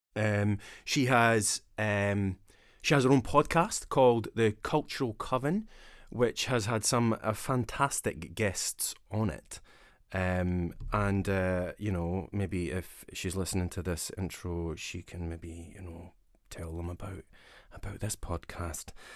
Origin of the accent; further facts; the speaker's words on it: Dundee, Scotland, United Kingdom; I'm from the East Coast, and we don't have that in Dundee